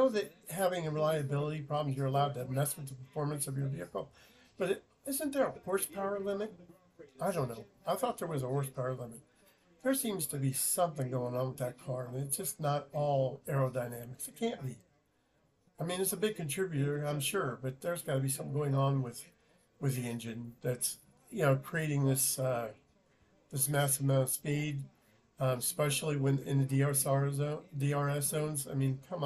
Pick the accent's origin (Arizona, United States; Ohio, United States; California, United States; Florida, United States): Arizona, United States; we're from Arizona, so we're not used to humidity